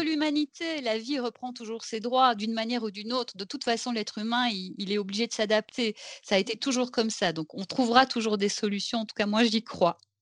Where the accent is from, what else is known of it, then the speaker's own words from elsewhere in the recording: Belgium; je viens de Belgique